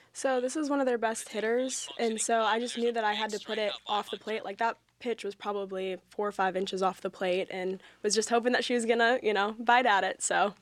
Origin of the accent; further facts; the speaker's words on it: Wisconsin, United States; moved away as an adult; I'm from Winnicotti, Wisconsin.